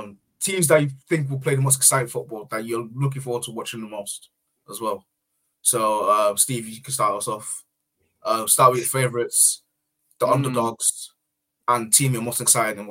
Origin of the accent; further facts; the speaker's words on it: Nigeria; Obviously I'm supporting Nigeria. That's my home country, that's where I was born.